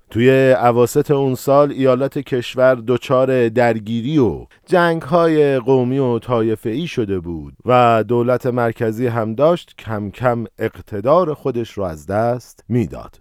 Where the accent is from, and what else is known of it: Iran